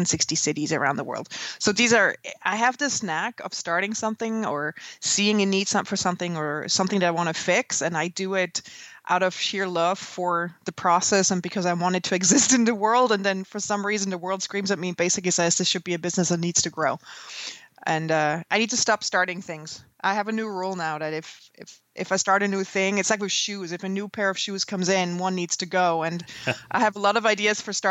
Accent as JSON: {"language": "English", "country": "Switzerland", "tie": "born or raised there", "moved": "as an adult", "lives_now": "New York, United States", "said": "I grew up in Switzerland and trained as a graphic designer, and when I was 26, when I graduated, I moved to New York"}